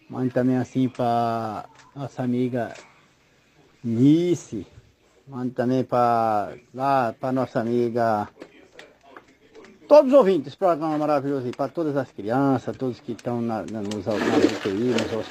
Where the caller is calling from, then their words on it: Una, Bahia, Brazil; sou de Una e tô ligado, viu?